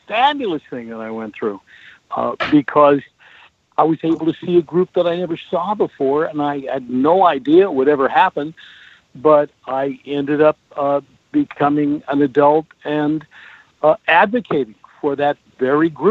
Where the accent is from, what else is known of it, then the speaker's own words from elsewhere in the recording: Portland, Oregon, United States; I was born and raised in Portland, Oregon.